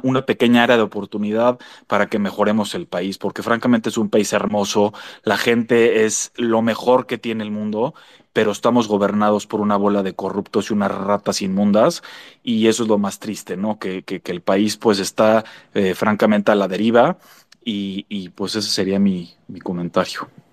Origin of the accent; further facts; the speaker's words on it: Mexico; somos los mexicanos